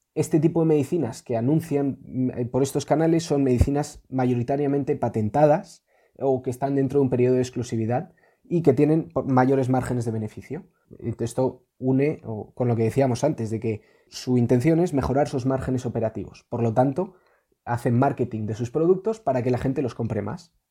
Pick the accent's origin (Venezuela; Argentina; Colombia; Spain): Spain